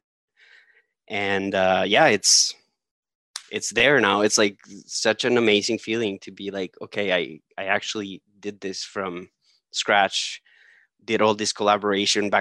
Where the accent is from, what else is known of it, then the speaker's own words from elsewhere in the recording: Colombia; moved away; I'm originally from Colombia.